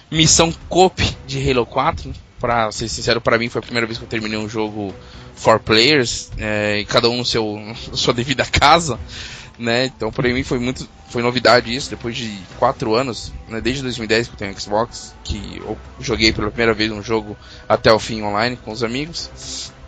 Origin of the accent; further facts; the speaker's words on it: São Paulo, Brazil; eu e o João somos de São Paulo, e o, o Juan e o Marcos são lá do Sul.